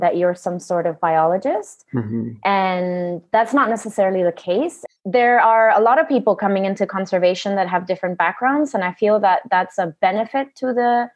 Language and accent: English; Honduras; also born or lived in United States; now in Utila, Honduras; So I was born in Honduras.